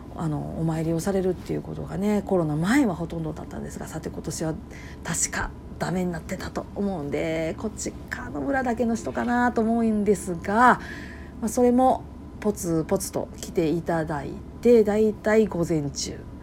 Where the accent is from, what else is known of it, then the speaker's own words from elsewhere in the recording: Kansai, Japan; accent: Kansai-ben; 関西弁でバリバリ喋り散らかして